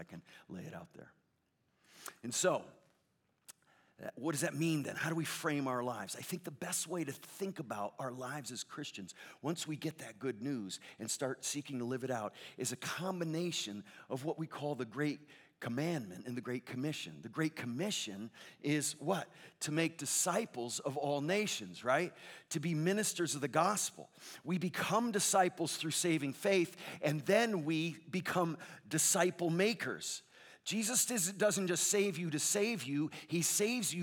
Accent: Connecticut, United States; moved away as an adult; also born or lived in Chicago; now in Southern California, United States; I grew up in Connecticut for 28 years before I lived in Chicago for 7 and then out in Southern California for 24

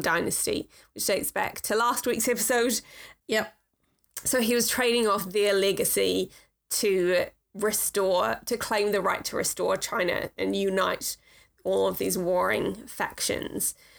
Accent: New Zealand; I come from New Zealand

